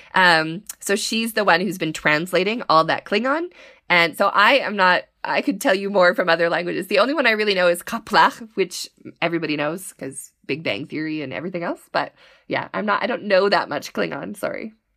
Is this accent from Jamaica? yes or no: no; Canada; being Canadian, we all learned French